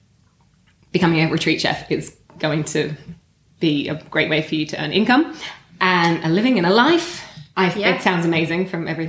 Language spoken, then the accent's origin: English; Australia; now in United Kingdom; I grew up in Australia